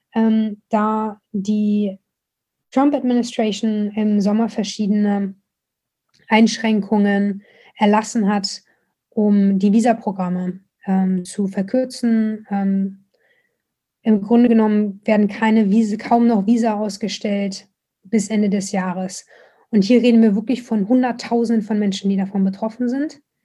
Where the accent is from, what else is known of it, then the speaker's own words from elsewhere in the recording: Germany; moved away as an adult; now in Baltimore, United States; wie ich halt aufgewachsen bin. So als Deutsche aus dem Bildungsbürgertum